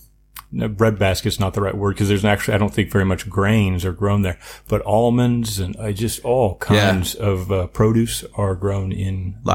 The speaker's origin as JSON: {"language": "English", "region": "Missouri", "country": "United States", "tie": "born or raised there", "said": "growing up in Missouri, kind of the Midwest, more like the Mid-South, but we're used to a lot of farm ground driving along, right?"}